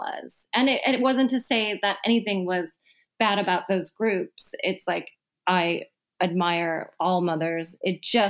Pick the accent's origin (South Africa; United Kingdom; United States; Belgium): United States; Midwest; now in San Francisco, United States; I'm from the Midwest